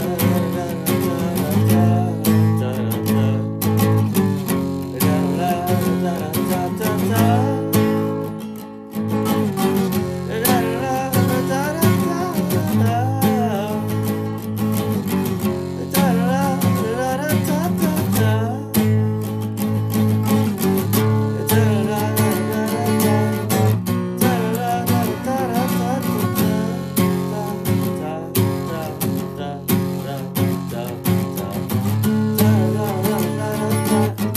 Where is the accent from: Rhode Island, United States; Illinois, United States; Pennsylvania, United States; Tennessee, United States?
Illinois, United States; Chicago; now in San Diego, United States; I'm from the Chicagoland area